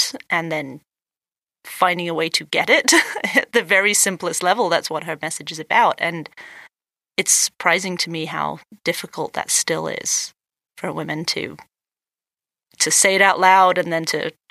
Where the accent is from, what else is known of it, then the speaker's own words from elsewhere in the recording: England, United Kingdom; moved away as an adult; now in United States; would I go back to England